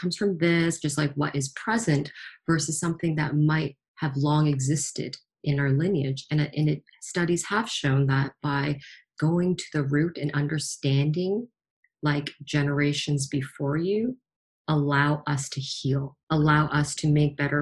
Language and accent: English; Toronto, Ontario, Canada; Being born and raised in Toronto